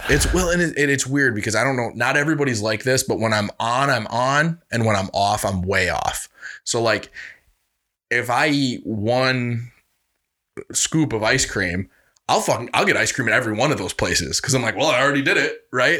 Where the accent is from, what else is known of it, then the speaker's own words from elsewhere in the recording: Reedsburg, Wisconsin, United States; I'm from Reedsburg, Wisconsin. We used to be the butter capital of the world